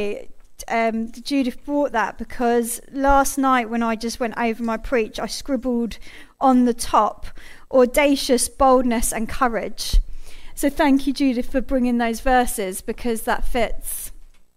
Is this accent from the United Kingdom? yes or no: yes; United Kingdom; as a British nation